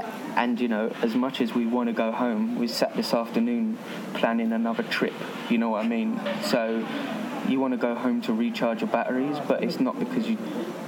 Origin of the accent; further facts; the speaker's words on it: England, United Kingdom; The most reaction to me being English comes after people being excited that I'm with a Greek.